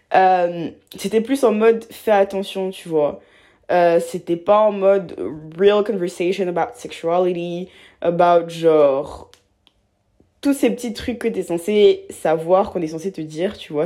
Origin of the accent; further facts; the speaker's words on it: Abidjan, Côte d’Ivoire; moved away; j'ai grandi à Abidjan, en Côte d'Ivoire, euh, en Afrique de l'Ouest